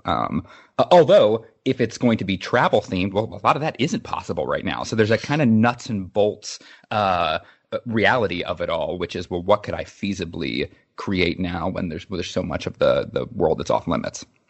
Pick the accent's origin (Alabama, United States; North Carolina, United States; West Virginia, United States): West Virginia, United States; Charleston; I grew up in Charleston, West Virginia